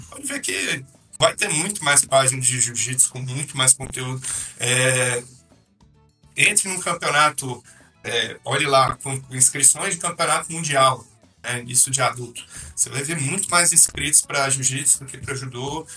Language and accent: Portuguese; Brasília, Federal District, Brazil; eu morava ali na, na 414 Sul, era uma quadra assim que tinha muita gente que, que vinha do Rio de Janeiro